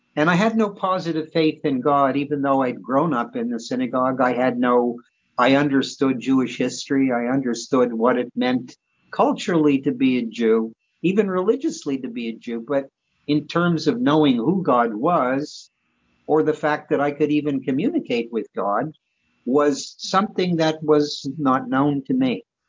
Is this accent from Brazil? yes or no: no; Montreal, Quebec, Canada; also born or lived in Vancouver; I was born and raised in Montreal